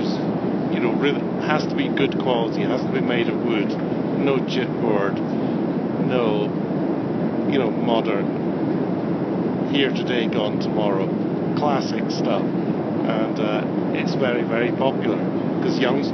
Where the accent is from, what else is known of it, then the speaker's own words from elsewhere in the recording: Edinburgh, Scotland, United Kingdom; I'm from Edinburgh. I live in Edinburgh.